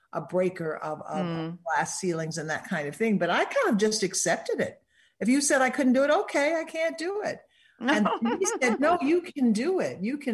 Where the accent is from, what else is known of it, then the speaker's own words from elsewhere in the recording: Little Rock, Arkansas, United States; moved away as an adult; also born or lived in Denver / San Francisco / Boston; I started in Little Rock. I went from my hometown to Denver, Colorado, Denver to San Francisco.